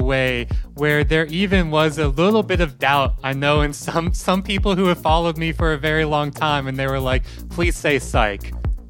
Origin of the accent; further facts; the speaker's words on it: Mississippi, United States; now in Melbourne, Australia; I'm currently living in Melbourne, Australia, but I am from Mississippi in the United States.